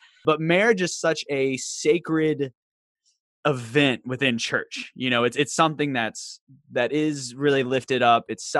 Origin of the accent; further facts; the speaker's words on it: Virginia, United States; now in Charlotte, United States; growing up in Southwestern Virginia, and having a very country family, it doesn't come out a lot now that I'm in Charlotte.